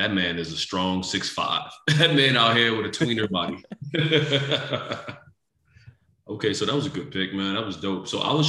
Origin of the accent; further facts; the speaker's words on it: Philadelphia, Pennsylvania, United States; That wasn't something we did growing up in Philly.